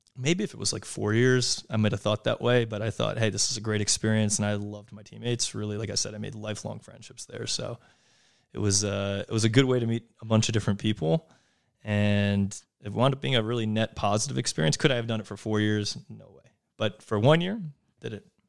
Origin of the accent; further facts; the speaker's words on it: Yardley, Pennsylvania, United States; also born or lived in Trenton, New Jersey / New York; born and raised outside of Philadelphia, a small town called Yardley, Pennsylvania.